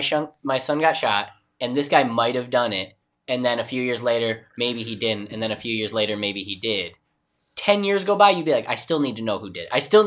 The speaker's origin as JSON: {"language": "English", "region": "New York", "country": "United States", "said": "I'm from New York"}